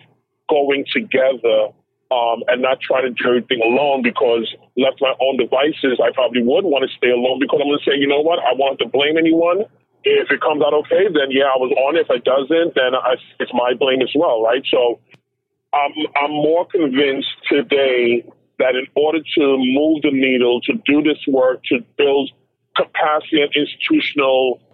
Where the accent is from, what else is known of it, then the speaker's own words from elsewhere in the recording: New York City, New York, United States; growing up in Crown Heights, Brooklyn